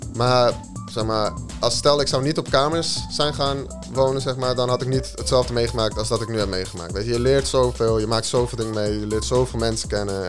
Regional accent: Zaandam, North Holland, Netherlands; geboren en getogen in Zaandam op 4 augustus 1996

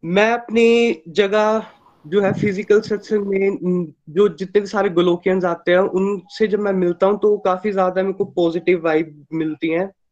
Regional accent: Chamba, Himachal Pradesh, India; मैं चंबा एचपी से बिलोंग करता हूँ

